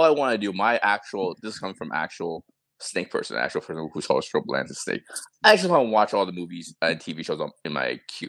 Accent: United States; even me as Asian American

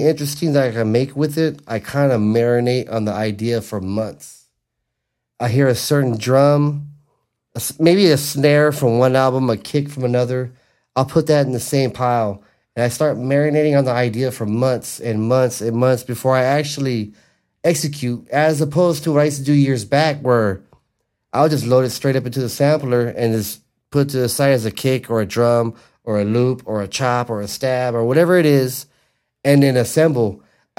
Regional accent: Los Angeles, California, United States; my hometown of Wilmington

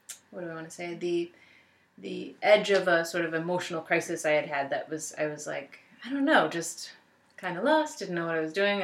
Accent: Buffalo, New York, United States; I am born and raised in Buffalo

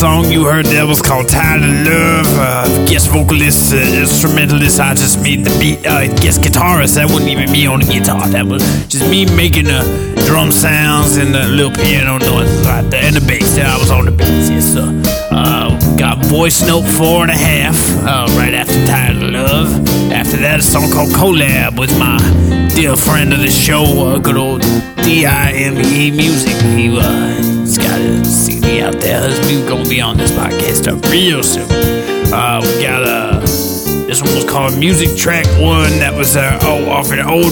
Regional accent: Bossier City, Louisiana, United States; my hometown, Bossy Ass City, Louisiana

